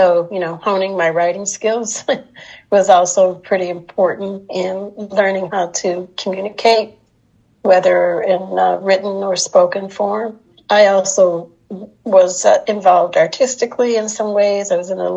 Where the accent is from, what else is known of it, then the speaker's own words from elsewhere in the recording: Chicago, Illinois, United States; moved away as an adult; now in Somerset, United States; I'm originally from Chicago, but have been living in Somerset, New Jersey now longer than I've lived anywhere in my life